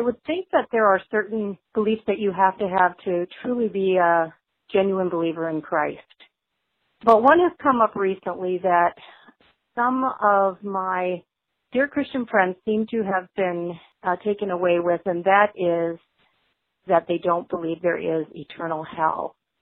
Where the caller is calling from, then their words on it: Spring Lake, Michigan, United States; I'm calling from Spring Lake, Michigan